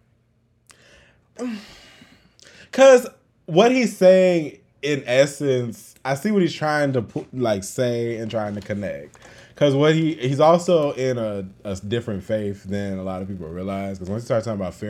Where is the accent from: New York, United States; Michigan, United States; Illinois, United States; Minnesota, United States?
Illinois, United States; Chicago; I'm from Chicago.